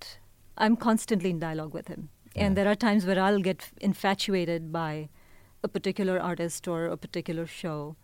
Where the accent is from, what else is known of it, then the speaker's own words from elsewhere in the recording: India; now in Bay Area, United States; I'm Indian, but I also think of the Bay Area as home.